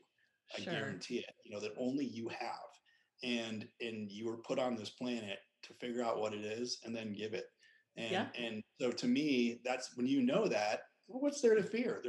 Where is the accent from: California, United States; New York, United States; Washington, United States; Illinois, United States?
California, United States; Lake Tahoe; I grew up in Lake Tahoe, California